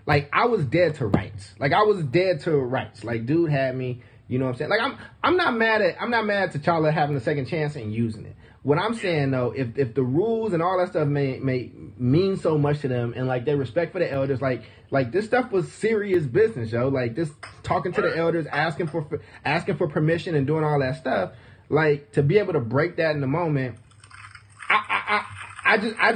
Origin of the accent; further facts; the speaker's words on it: Oakland, California, United States; I grew up in Oakland. I grew up in like fucked up conditions in Oakland.